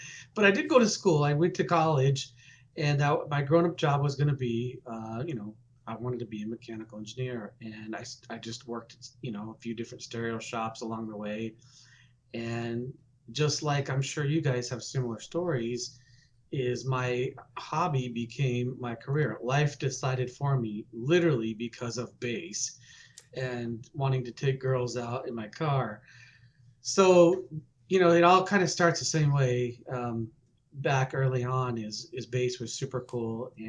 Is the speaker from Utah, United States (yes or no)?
yes; Salt Lake City, Utah, United States; moved away as an adult; also born or lived in Phoenix, Arizona; I grew up in Utah